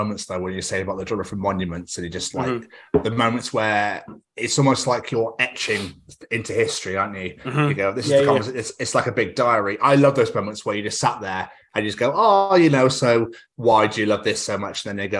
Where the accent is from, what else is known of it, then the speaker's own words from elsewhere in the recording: Scotland, United Kingdom; accent: English; now in Wales; No, unfortunately, I'm a Scotsman with an English accent living in Wales.